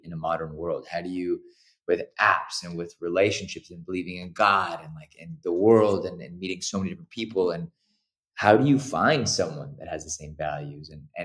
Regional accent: Los Angeles, California, United States; growing up in Los Angeles

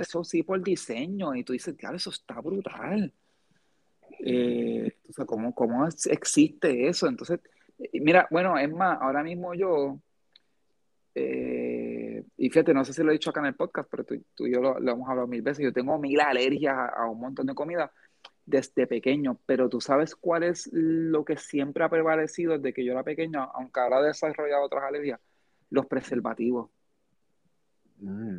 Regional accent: United States; now in Puerto Rico; yo me crié, gran parte de mi niñez fue en Estados Unidos también

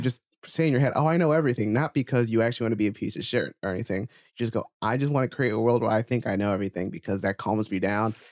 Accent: New Jersey, United States; moved away; also born or lived in New York; when I was in Jersey

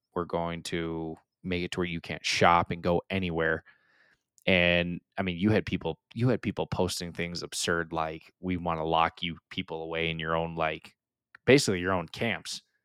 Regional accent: United States; I'm extremely proud and honored to be an American, and I will always represent being American

